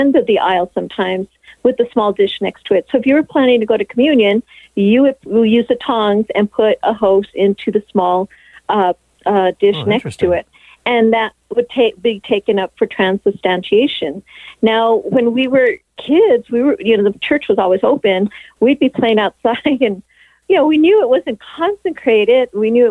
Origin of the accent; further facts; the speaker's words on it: Santa Fe, New Mexico, United States; now in Albuquerque, United States; I grew up in Santa Fe, New Mexico